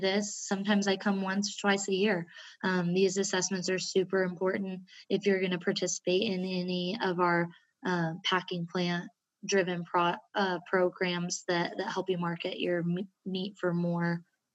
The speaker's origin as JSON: {"language": "English", "region": "Southwest Kansas", "country": "United States", "tie": "born or raised there", "said": "growing up in Southwest Kansas"}